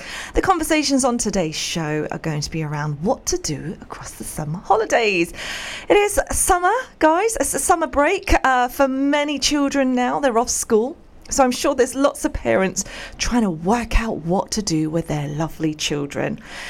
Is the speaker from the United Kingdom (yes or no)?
yes; United Kingdom; I mean, that's what being British is all about.